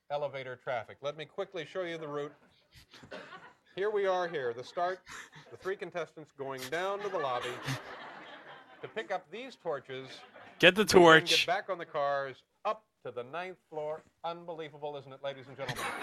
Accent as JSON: {"language": "English", "town": "Peekskill", "region": "New York", "country": "United States", "said": "Peekskill, New York."}